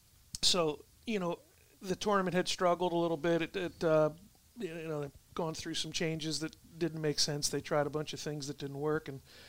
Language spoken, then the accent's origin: English; Beach Haven, New Jersey, United States; that's my hometown.